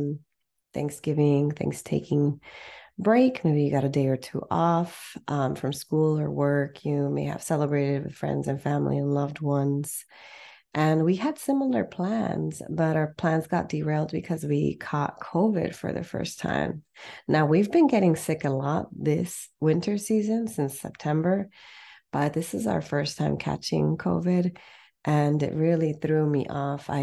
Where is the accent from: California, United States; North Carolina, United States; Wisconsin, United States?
California, United States; San Fernando Valley; I'm from the Valley too